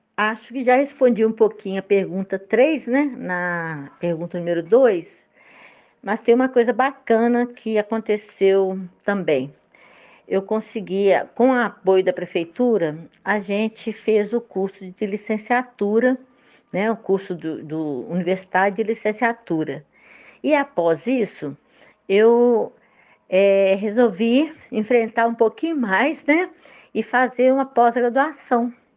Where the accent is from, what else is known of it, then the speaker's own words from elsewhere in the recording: Itaúna, Minas Gerais, Brazil; moved away as an adult; also born or lived in Belo Horizonte; now in São Bartolomeu, Brazil; Nasci em Belo Horizonte e fui criada no interior de Itaúna.